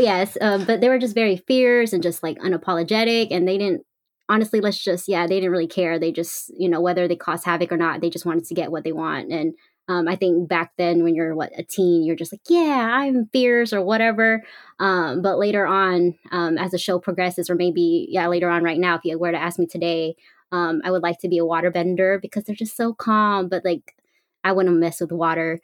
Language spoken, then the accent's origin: English; Bay Area, California, United States; I'm from the Bay Area